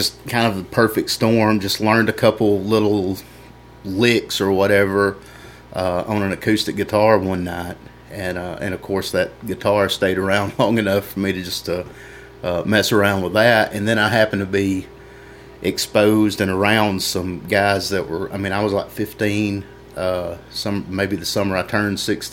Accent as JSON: {"language": "English", "area": "Tremont", "region": "Alabama", "country": "United States", "tie": "born or raised there", "also_born_or_lived": "Mississippi", "said": "right on the edge of Alabama, Mississippi line, just in the edge of Alabama. Went to school at Tremont"}